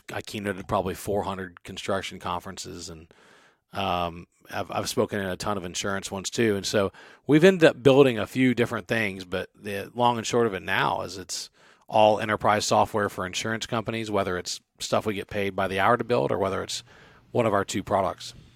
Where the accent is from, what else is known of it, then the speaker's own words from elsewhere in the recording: Baton Rouge, Louisiana, United States; moved away; I'm from Baton Rouge